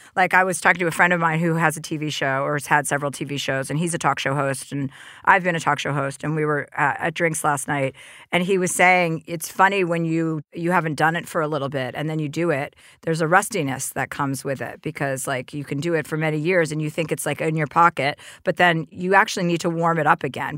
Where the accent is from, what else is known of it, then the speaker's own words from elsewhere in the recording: New Jersey, United States; I'm from New Jersey